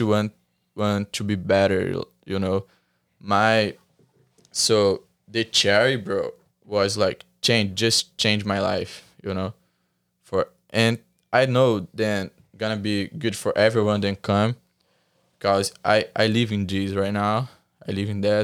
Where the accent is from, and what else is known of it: Brazil; English is a second language; moved away